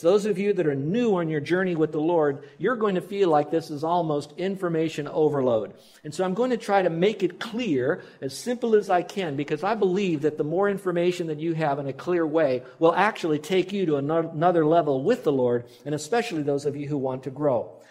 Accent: Miami, Florida, United States; We grew up in Miami and you don't have tornadoes

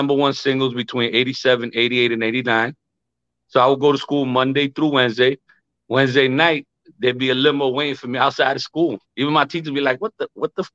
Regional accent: New York City, New York, United States; I'm born and raised in the Bronx

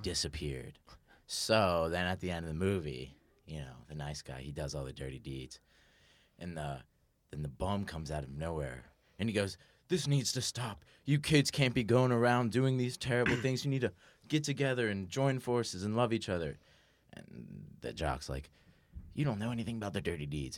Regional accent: the South, United States; I'm from the South and we like guns down there?

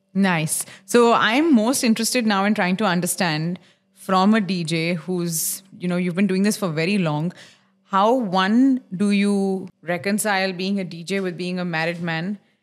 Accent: Mumbai, Maharashtra, India; now in Dubai, United Arab Emirates; I grew up in Khar

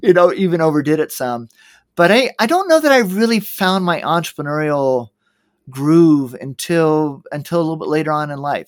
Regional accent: Georgia, United States; moved away; also born or lived in Middle East; I grew up in Georgia.

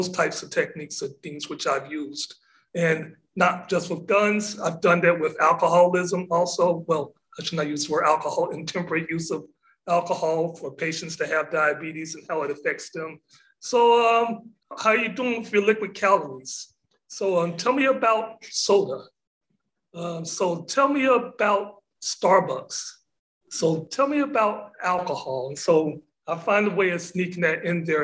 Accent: Corrigan, Texas, United States; now in Galveston, United States; I have the advantage of living in Galveston and then also growing up in East Texas. I went to high school in a little town called Corrigan

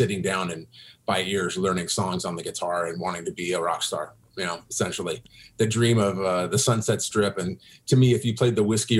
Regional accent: Seattle, Washington, United States; also born or lived in Kodiak, Alaska / Anchorage, Alaska; the end of my elementary, junior high, and all of high school was all in Seattle

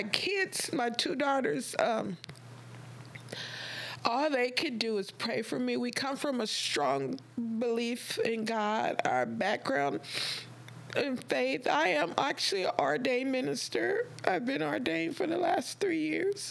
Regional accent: Compton, California, United States; also born or lived in Lynwood, California; I grew up in Compton

